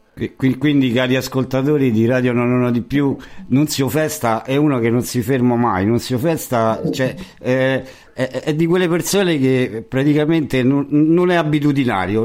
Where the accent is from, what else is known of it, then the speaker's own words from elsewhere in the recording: Rome, Lazio, Italy; Io essendo romano